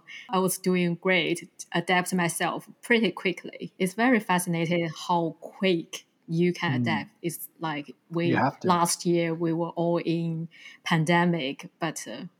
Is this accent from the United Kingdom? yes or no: no; China; moved away